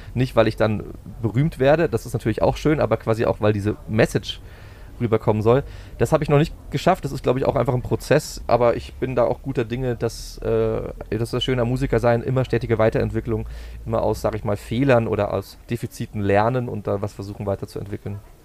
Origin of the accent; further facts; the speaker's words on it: Berching, Bavaria, Germany; moved away as an adult; also born or lived in Dresden / Würzburg; ich bin äh, in Dresden geboren, kurz vor der Wende mit meiner Familie Ausreiseantrag gewilligt bekommen und nach äh, Neumarkt in der Oberpfalz gezogen oder daneben nach Berching und bin dort äh, zum, aufs Gymi gegangen